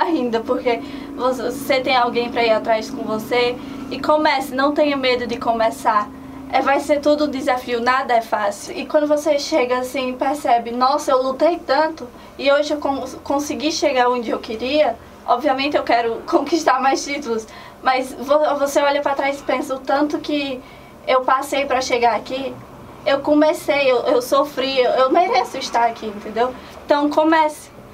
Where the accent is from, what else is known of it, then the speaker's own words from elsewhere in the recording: Antonina do Norte, Ceará, Brazil; eu sou do interior, eu sou de Antonina do Norte